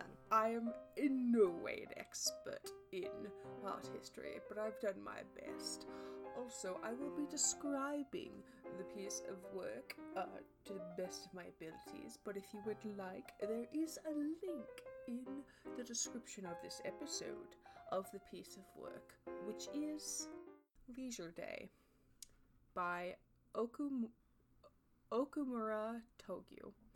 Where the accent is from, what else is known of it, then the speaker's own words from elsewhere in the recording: Australia; Also, I'm Australian.